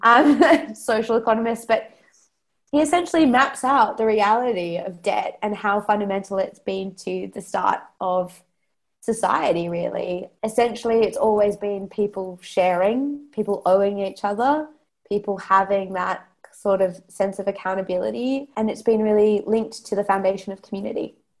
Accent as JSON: {"language": "English", "country": "Australia", "also_born_or_lived": "London", "accent": "Australian", "moved": "as an adult", "said": "I'm I'm Australian"}